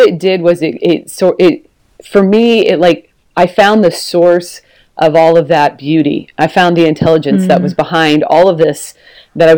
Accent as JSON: {"language": "English", "town": "Portland", "region": "Oregon", "country": "United States", "tie": "born or raised there", "also_born_or_lived": "Texas", "moved": "as an adult", "said": "we've moved back to where I'm from. So I'm from Portland, Oregon"}